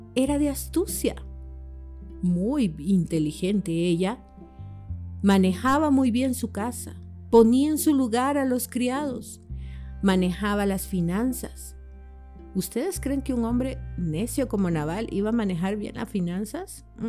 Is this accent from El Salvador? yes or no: yes; El Salvador; como mujer, como salvadoreña